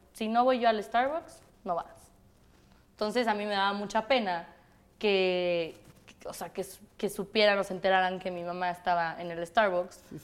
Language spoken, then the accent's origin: Spanish; Mexico City, Mexico; del DF, mis papás son de España, toda mi familia es de España, de Galicia. Y yo este, nací aquí en México, crecí aquí en México